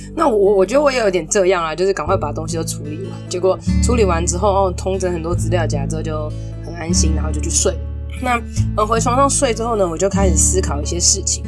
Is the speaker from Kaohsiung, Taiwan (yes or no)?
no; Taipei, Taiwan; 身为台北人